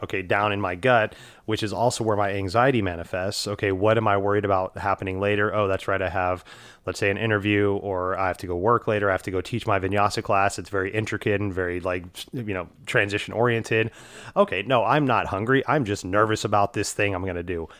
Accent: Houston, Texas, United States; moved away; when I grew up in Houston

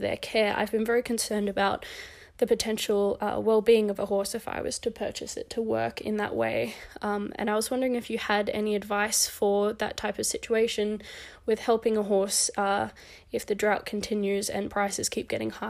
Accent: Australia; I'm from Australia

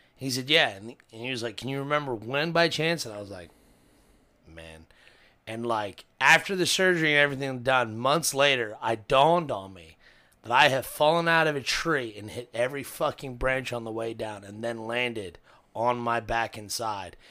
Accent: Cincinnati, Ohio, United States; I'm from Cincinnati

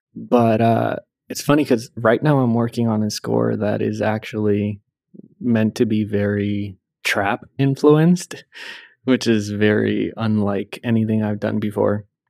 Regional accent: Puerto Rico; I grew up in Puerto Rico

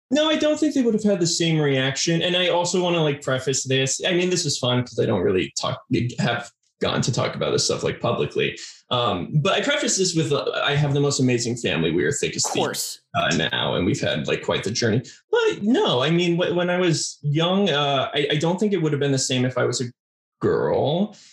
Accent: Arizona, United States; also born or lived in California; primarily grew up in Arizona

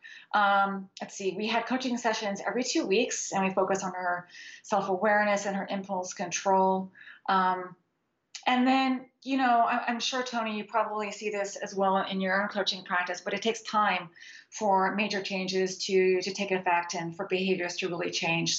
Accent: Switzerland; moved away; I grew up in Switzerland, and I still go back there all the time

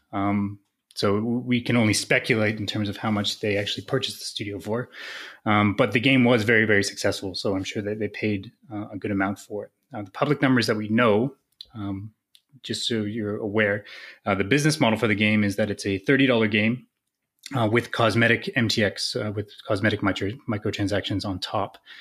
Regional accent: Canada; as a Canadian

